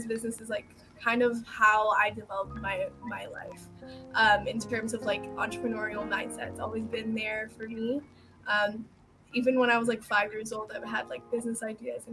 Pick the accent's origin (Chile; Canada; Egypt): Egypt; Alexandria, Alexandria Governorate; now in Dallas, United States; my city is Dallas, Texas, but I'm originally from Egypt. Alexandria, Egypt.